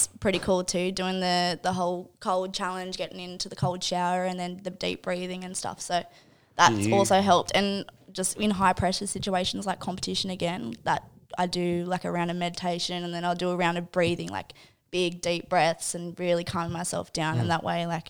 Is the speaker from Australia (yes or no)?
yes; Toronto, New South Wales, Australia; now in Redhead, Australia; I'm actually from a place called Toronto. Or Toronto.